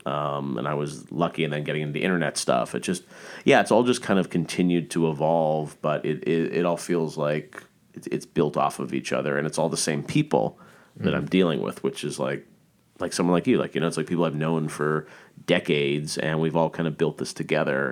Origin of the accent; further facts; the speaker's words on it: Toronto, Ontario, Canada; I started as a kid growing up in Canada.